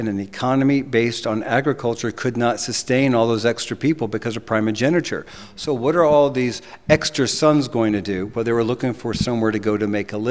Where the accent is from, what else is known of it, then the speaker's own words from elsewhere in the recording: United States; also born or lived in Fredericksburg, Texas; I'm an American, but I am new to Texas